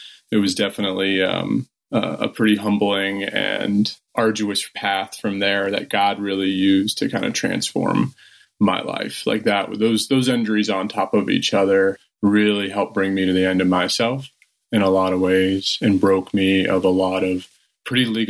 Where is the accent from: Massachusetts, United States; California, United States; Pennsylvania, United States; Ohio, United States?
Ohio, United States; Northwest; I grew up in Northwest Ohio